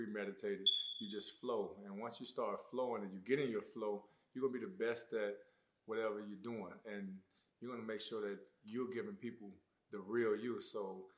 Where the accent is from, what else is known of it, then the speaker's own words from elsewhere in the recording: Immokalee, Florida, United States; growing up in South Florida, growing up in Immokalee, Florida, football is everything.